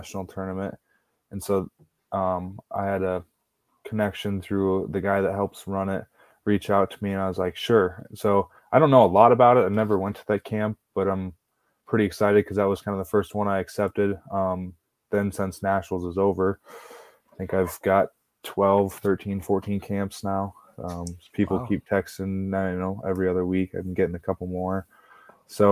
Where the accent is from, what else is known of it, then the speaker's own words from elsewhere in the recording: Alburnett, Iowa, United States; moved away as an adult; now in Brookings, United States; my hometown